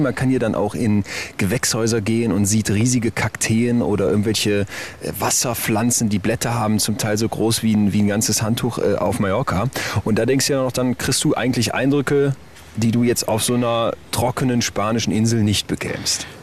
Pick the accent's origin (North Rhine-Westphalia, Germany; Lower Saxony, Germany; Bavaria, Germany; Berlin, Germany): North Rhine-Westphalia, Germany; Solingen; Ich komme aus Solingen